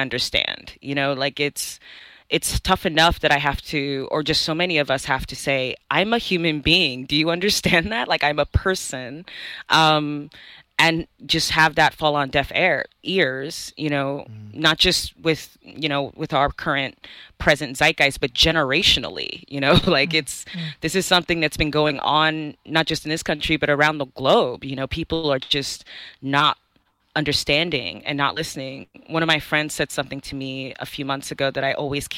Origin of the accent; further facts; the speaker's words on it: United States; also born or lived in Nigeria; I'm a Nigerian American. I came here as a young kid. And so essentially I did grow up, you know, again, as a Black person in America